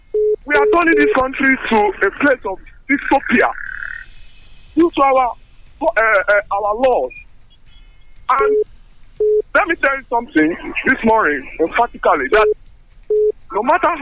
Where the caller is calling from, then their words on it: Abeokuta, Ogun State, Nigeria; from Tabu Abeokuta.